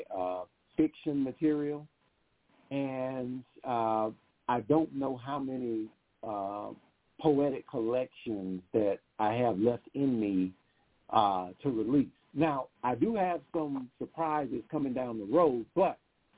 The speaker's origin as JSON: {"language": "English", "town": "Huntsville", "region": "Alabama", "country": "United States", "tie": "born or raised there", "said": "my hometown of Huntsville, Alabama"}